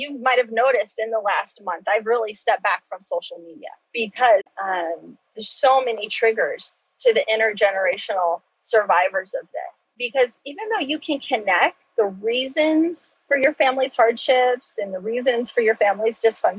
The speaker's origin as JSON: {"language": "English", "country": "United States", "first_language": "Choctaw", "said": "I do that with my native tongue of Choctaw. It's some Choctaw and some English."}